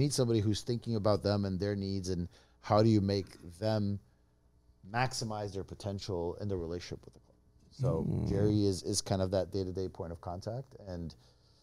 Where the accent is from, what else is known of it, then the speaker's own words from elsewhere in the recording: Brazil; now in San Diego, United States; growing up in Brazil